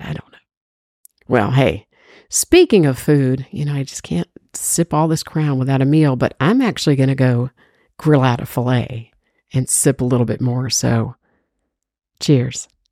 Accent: Georgia, United States; everybody knows I'm from Georgia

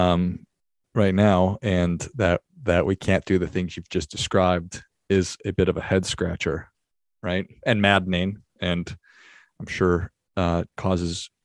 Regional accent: United States; also born or lived in Arizona; as an American, whatever, 43-year-old in Arizona

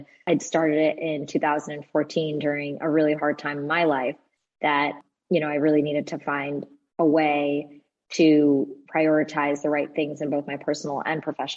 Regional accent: New Jersey, United States; I grew up in New Jersey. I'm a child of two immigrants

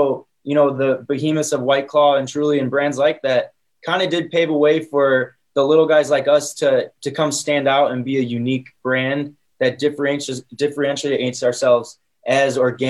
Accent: Northwest Indiana, United States; I'm from Northwest Indiana in the city. So I kind of grew up part country, part city

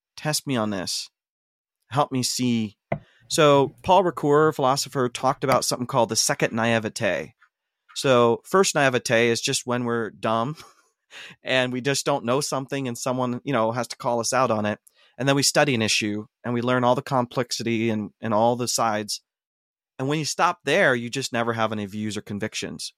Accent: North Central Ohio, United States; now in Portland, United States; I grew up in Ohio, um, North Central Ohio, very conservative environment

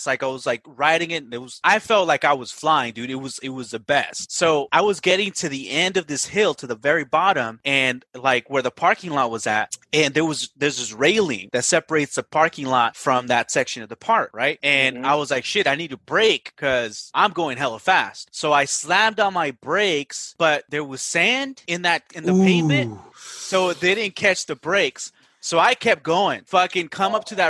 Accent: Watsonville, California, United States; In Watsonville, California. Shout out. Northern Cal near Santa Cruz. So a small little town though. Yeah. So I grew up out there

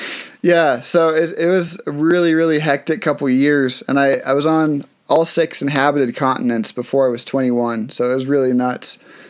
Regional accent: Massachusetts, United States; Okay. Do you know I grew up in Massachusetts?

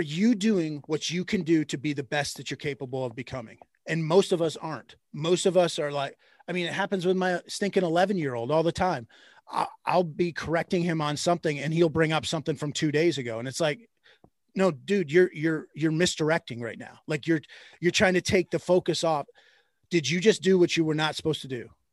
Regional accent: Michigan, United States; moved away as an adult; also born or lived in Indiana / the South; now in Ohio, United States; I grew up in Michigan

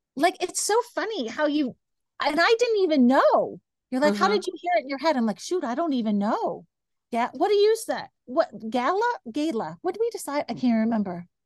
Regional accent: Kansas, United States; I grew up in Kansas

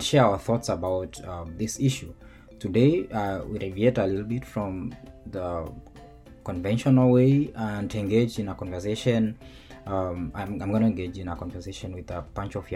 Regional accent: Kenya; now in United States; I come from Kenya

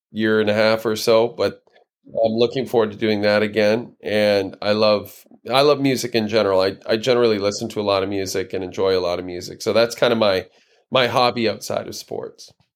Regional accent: near Edmonton, Alberta, Canada; I grew up near Edmonton

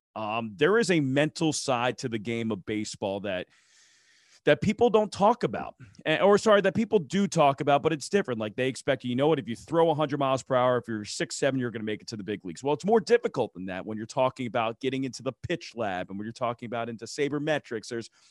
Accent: East Coast, United States; I'm from the East Coast. I'm an East Coast truther. So, you know, East Coast pizza is my type of thing.

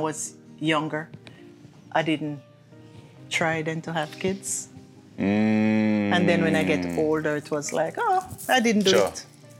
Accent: Jamaica; accent: Jamaican; moved away as an adult

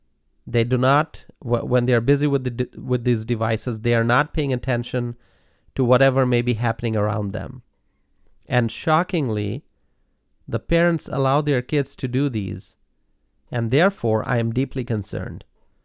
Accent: Dhaka, Dhaka Division, Bangladesh; Growing up in Dhaka, one of the most densely populated cities in the world, there was a lot to see and learn.

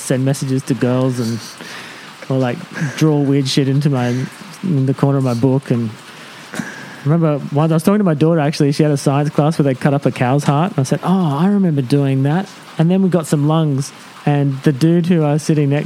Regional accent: Tamworth, New South Wales, Australia; A place called Tamworth, just on the edge of Tamworth.

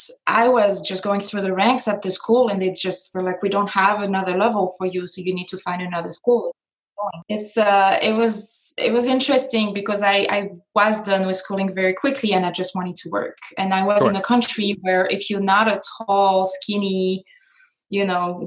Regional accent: France; now in Las Vegas, United States; I was born and raised in France

